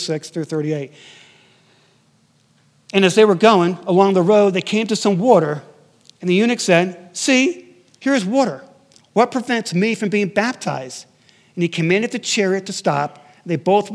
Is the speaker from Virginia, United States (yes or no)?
no; Connecticut, United States; moved away; my hometown in Connecticut